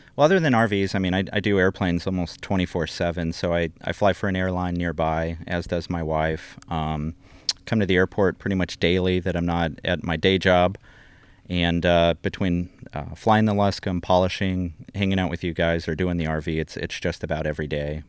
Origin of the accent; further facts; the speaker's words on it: Colorado, United States; moved away; also born or lived in South Texas; I grew up in Colorado.